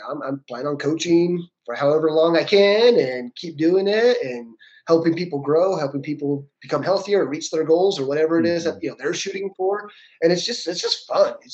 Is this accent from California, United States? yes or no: no; Texas, United States; I'm from Texas. I'm from Texas.